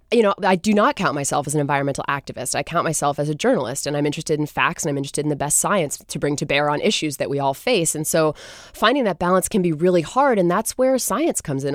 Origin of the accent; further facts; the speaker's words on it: Gloucester, Massachusetts, United States; now in Seattle, United States; I grew up in Gloucester, Massachusetts, actually, um, which is a fishing town